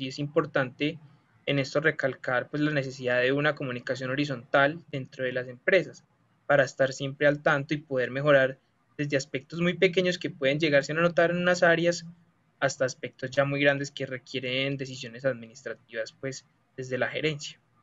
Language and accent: Spanish; Colombia; nosotros los que somos estudiantes de Colombia